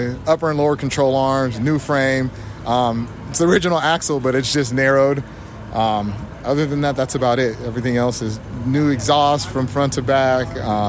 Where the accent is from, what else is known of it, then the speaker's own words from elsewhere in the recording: Southern California, United States; I'm from Southern California.